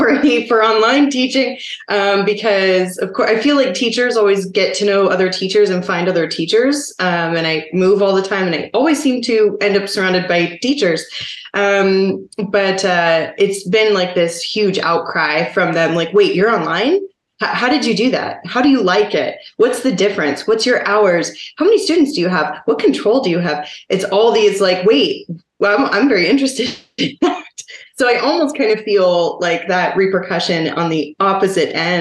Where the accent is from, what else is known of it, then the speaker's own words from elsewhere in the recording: Seattle, Washington, United States; now in Oklahoma, United States; my hometown, per se, which is Seattle